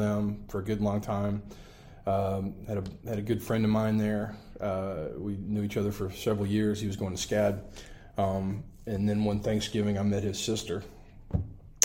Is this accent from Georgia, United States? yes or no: yes; Savannah, Georgia, United States; moved away; I grew up here in Savannah